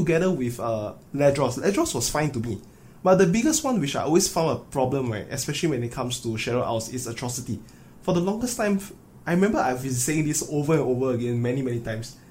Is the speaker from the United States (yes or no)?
no; Singapore; me and Moo Boy, we are both from Singapore